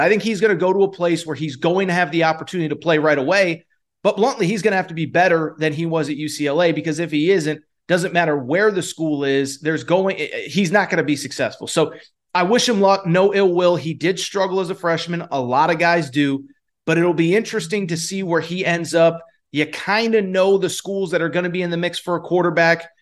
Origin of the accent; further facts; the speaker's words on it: Connecticut, United States; growing up in Connecticut